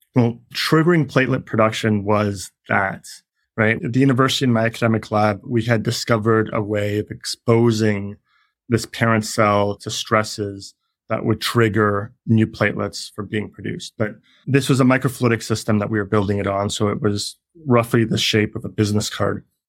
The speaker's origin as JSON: {"language": "English", "country": "Canada", "moved": "yes", "said": "I'm Canadian."}